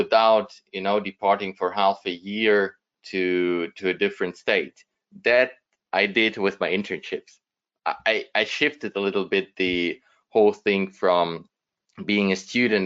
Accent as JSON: {"language": "English", "town": "Düsseldorf", "region": "North Rhine-Westphalia", "country": "Germany", "tie": "born or raised there", "also_born_or_lived": "Ukraine", "first_language": "German and Russian", "second_language": "English", "said": "I've been born in Ukraine in 1987. My parents moved to Germany. So I grew up in Germany, finished school in Germany, and went to university in Düsseldorf, which is my hometown"}